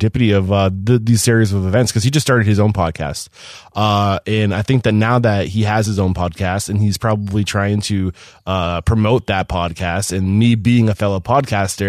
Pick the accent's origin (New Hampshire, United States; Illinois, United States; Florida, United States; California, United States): New Hampshire, United States; I'm from New Hampshire